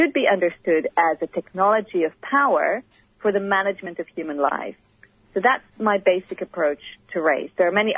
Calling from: Sydney, New South Wales, Australia; I'd just like to acknowledge that I'm speaking from Gadigal country.

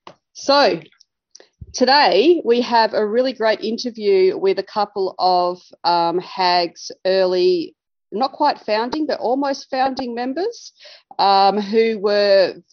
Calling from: Victoria, Australia; And I am dialing in from Bidwell Country in Far East Gippsland today.

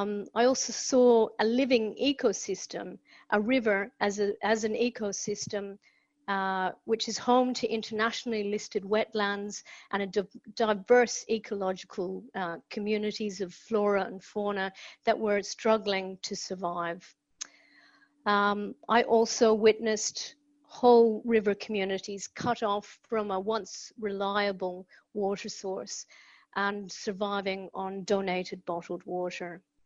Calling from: Tasmania, Australia; I'm calling in from Palawa country, acknowledgement to elders past, present, and emerging.

